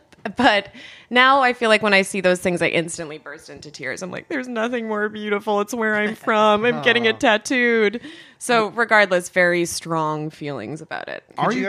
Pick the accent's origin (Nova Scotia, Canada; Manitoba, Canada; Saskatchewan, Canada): Saskatchewan, Canada; Regina; I'm from Regina.